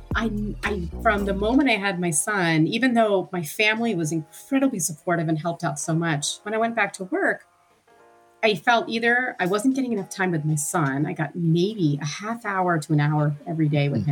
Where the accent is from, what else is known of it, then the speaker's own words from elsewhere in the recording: Princeton, New Jersey, United States; now in Pittsburgh, United States; We grew up in sort of a suburban part of Princeton, New Jersey